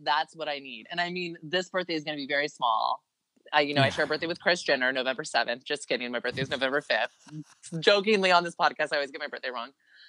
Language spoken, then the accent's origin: English; New Jersey, United States; accent: Jersey German; It's a variation of like Jersey German is my accent.